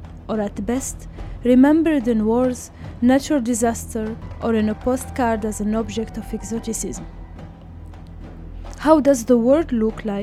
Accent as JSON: {"language": "English", "country": "Tunisia", "also_born_or_lived": "Europe", "moved": "yes", "said": "I am from Tunisia"}